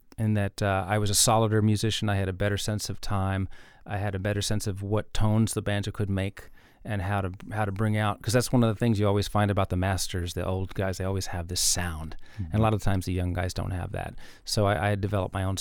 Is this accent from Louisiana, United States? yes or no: no; New York City, New York, United States; moved away as an adult; also born or lived in Tennessee; growing up in New York